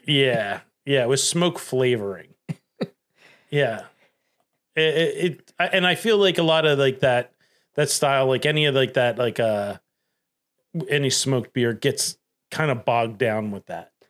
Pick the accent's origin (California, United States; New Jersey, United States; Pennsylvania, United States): Pennsylvania, United States; Delaware County; I'm from Delco.